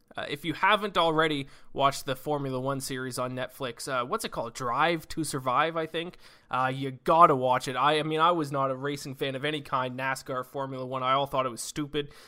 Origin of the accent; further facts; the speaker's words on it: Canada; we are Canadian